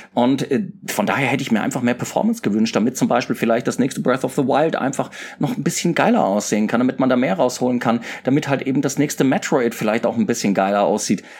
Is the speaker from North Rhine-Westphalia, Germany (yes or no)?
no; Mainz, Rhineland-Palatinate, Germany; moved away as an adult; ich bin ja in Mainz groß geworden